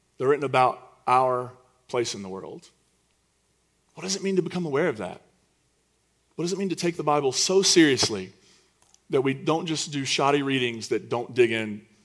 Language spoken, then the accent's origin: English; United States; as an American citizen, a straight, white, cisgendered American citizen